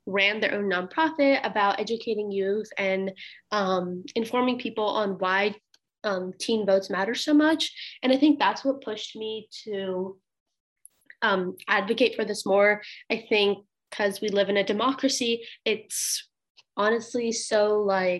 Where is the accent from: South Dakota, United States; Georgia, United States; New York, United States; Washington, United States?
Georgia, United States; Suwanee; I'm from Suwanee, Georgia